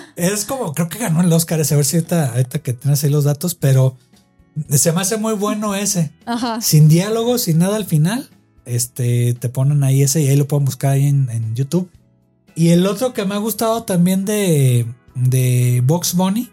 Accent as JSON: {"language": "Spanish", "country": "Mexico"}